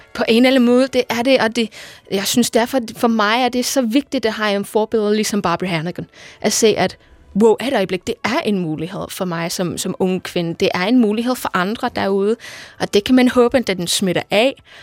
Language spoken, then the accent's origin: Danish; Liverpool, North West England, United Kingdom; moved away; Jeg kommer fra Liverpool i England oprindeligt